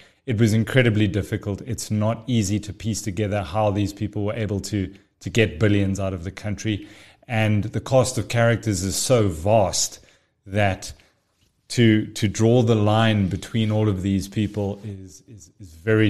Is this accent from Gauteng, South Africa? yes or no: yes; Pretoria, Gauteng, South Africa; born there; now in Johannesburg, South Africa; Born in Pretoria, lived most of my life overseas, got back to the country in 1998, went to university in Pretoria, and then made my way over to Joburg since about 2010 onwards.